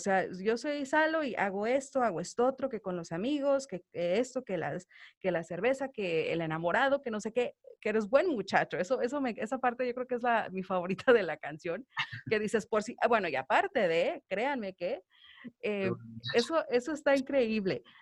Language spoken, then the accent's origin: Spanish; Mexico; now in Los Angeles, United States; Nosotros acá en Estados Unidos siento que tenemos la mayoría de los que vivimos acá, que somos mexicanos de nacionalidad